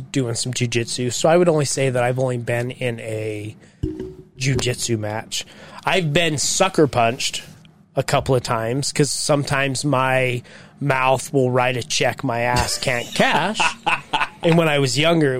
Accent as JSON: {"language": "English", "town": "Syracuse", "region": "New York", "country": "United States", "moved": "yes", "lives_now": "Salt Lake City, United States", "said": "I'm from Syracuse"}